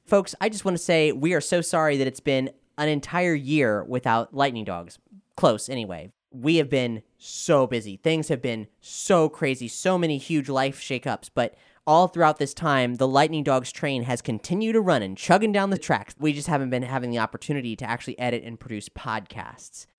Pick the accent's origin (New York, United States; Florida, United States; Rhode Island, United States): Florida, United States; Orlando; we are from Orlando